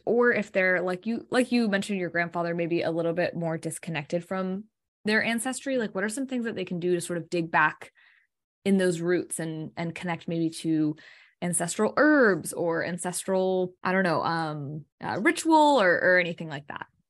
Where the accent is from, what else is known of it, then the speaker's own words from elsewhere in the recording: United States; growing up in America